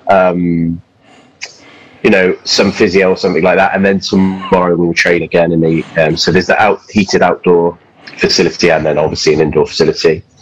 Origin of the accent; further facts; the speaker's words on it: Yorkshire and the Humber, United Kingdom; also born or lived in Wiltshire; my grandparents live in, in Yorkshire, and I was born in Yorkshire. But then we moved uh, to Wiltshire when I was quite young